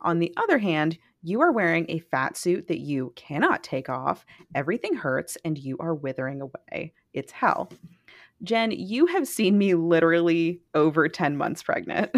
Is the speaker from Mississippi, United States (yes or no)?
yes; Mississippi, United States; I am from Mississippi